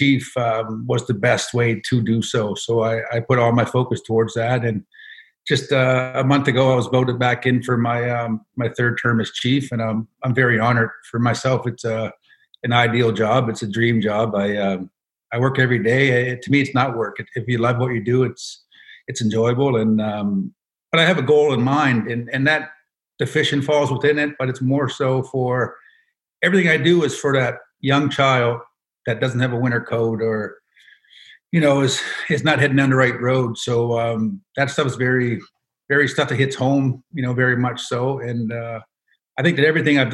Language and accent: English; Indian Brook, Nova Scotia, Canada; I grew up in Indian Brook, now called Sebaganagedi, born and raised.